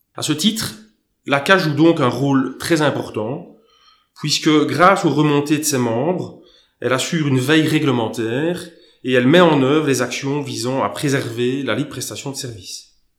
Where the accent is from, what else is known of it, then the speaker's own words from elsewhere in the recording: Luxembourg; also born or lived in Belgium / Germany; ayant vécu toute mon enfance euh, au Grand-Duché de Luxembourg